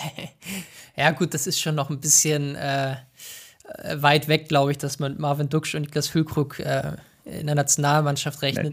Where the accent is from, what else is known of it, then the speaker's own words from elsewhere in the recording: Hamburg, Germany; Ich komme hier aus Hamburg, ich sitze hier